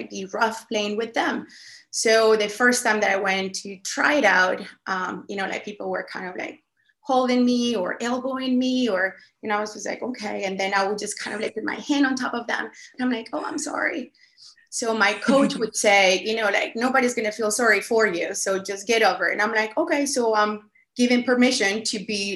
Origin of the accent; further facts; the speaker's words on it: Colombia; English is a second language; moved away; I was born and raised in Colombia